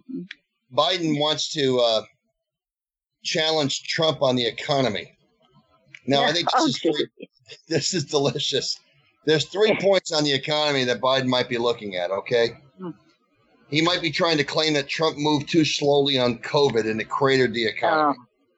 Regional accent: United States; I'm an American

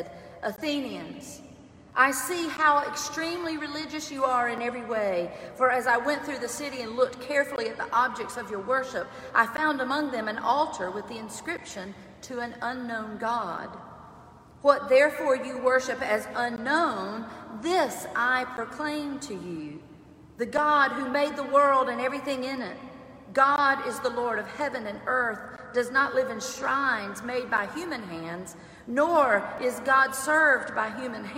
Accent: Clinton, South Carolina, United States; Growing up in Clinton, South Carolina, I did not know a Jewish person

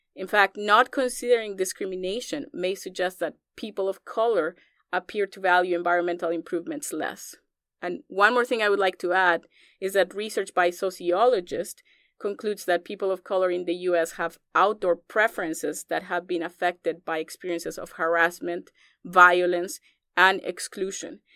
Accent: Colombia; moved away as an adult; also born or lived in Iowa, United States; now in United States; growing up in Colombia

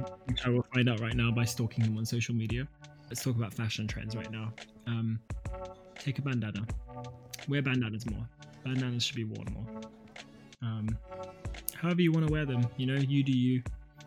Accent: England, United Kingdom; now in Australia; I'm from England.

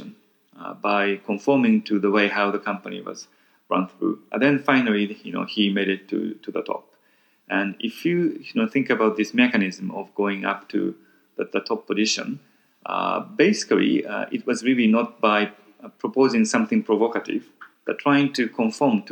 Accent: Tokyo, Japan; also born or lived in United States / Italy / London; I was born in Tokyo, but then I went to school in US for a short period of time.

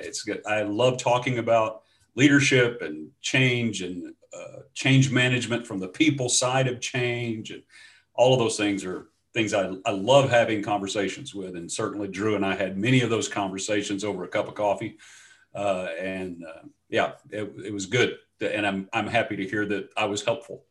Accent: Shreveport, Louisiana, United States; moved away as an adult; also born or lived in Dallas Fort Worth; now in East Texas, United States; I'm from Shreveport, Louisiana. That's where I was raised, and so is my wife

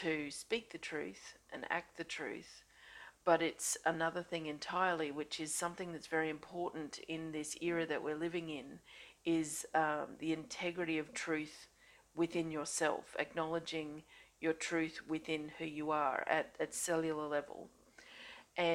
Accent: Australia; I'm an Australian energy healer

